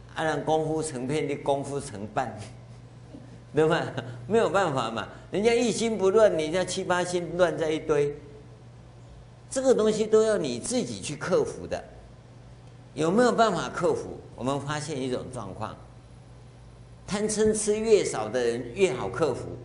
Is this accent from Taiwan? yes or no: yes; Taiwan; 我跟各位一样，我们都在台湾这个社会长大